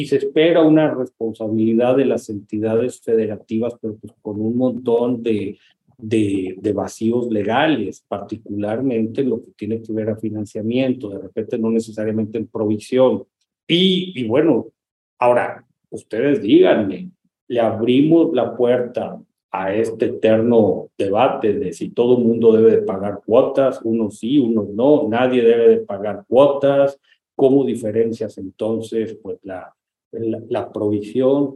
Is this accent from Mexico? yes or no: yes; Mexico; nuestro país